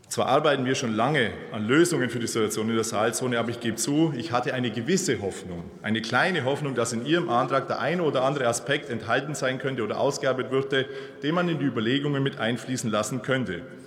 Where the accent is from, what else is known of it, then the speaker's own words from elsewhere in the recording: Bavaria, Germany; ich komme aus Bayern